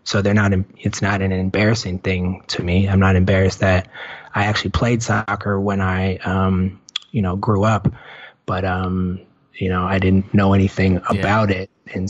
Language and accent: English; United States; as an American